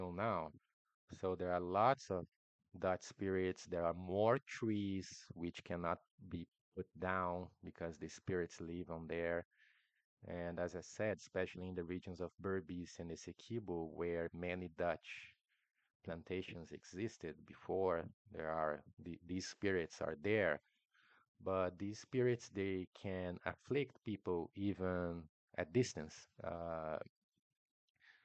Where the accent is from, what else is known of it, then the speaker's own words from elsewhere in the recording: Brazil; first language Portuguese; English is a second language; I'm Brazilian, my mother tongue is Portuguese